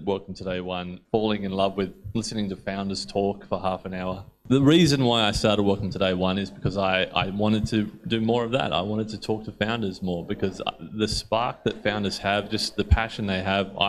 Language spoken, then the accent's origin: English; Newcastle, New South Wales, Australia; I'm from Newcastle